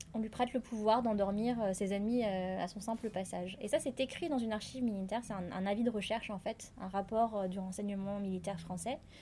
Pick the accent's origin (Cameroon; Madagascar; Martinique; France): Madagascar; en tant que malgache